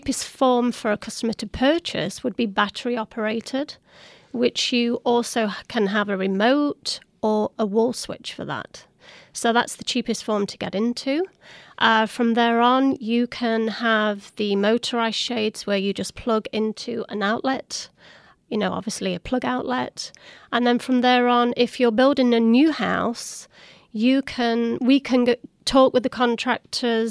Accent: Sherwood Forest, East Midlands, United Kingdom; moved away as an adult; also born or lived in Vancouver, Canada; now in Arizona, United States; I'm from the United Kingdom. That's where I was born, in a place called Sherwood Forest.

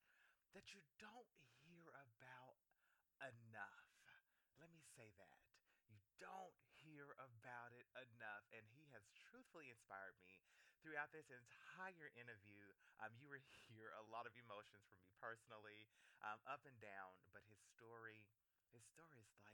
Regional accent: Memphis, Tennessee, United States; he is from my hometown of Memphis.

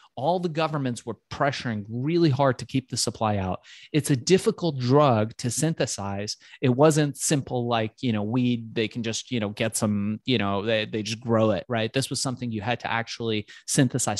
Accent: Tehran, Tehran Province, Iran; now in United States; I was born in Tehran and came to the United States just in the late nineteen seventies

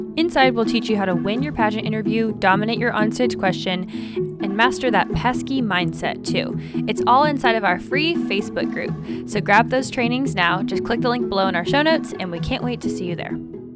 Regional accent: United States; we as Americans

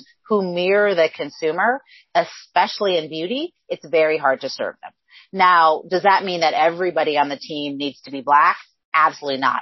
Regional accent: Northwest Iowa, United States; I actually grew up on a farm in extreme Northwest Iowa. So think about where Iowa, Minnesota, and South Dakota come together.

